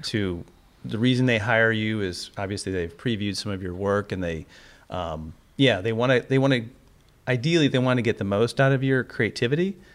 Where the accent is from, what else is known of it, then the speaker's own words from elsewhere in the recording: Cleveland, Ohio, United States; moved away; my hometown, Cleveland